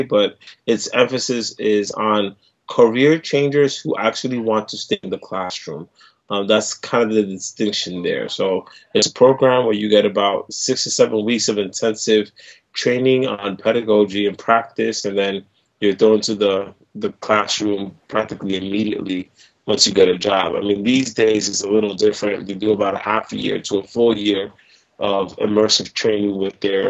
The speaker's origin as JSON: {"language": "English", "town": "New York City", "region": "New York", "country": "United States", "tie": "born or raised there", "said": "born and raised in New York City"}